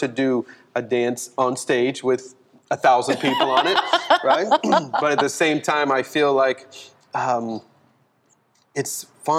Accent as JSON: {"language": "English", "region": "California", "country": "United States", "tie": "born there", "also_born_or_lived": "Fort Walton Beach, Florida / Destin, Florida", "said": "my dad was I was a military brat. We traveled a lot, but I was born in California. Then we moved to Fort Walton, Destin area, and dancing was not on the radar."}